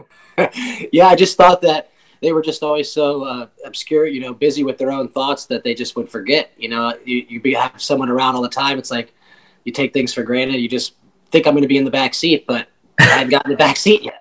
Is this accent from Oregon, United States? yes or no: no; Michigan, United States; also born or lived in Washington, D.C.; I was born in Washington D.C. We moved to Michigan when I was ten